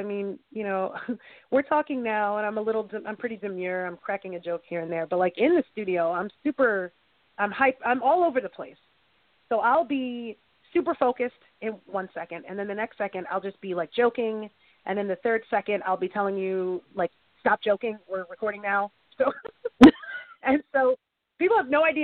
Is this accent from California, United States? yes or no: no; New York, United States; I'm from New York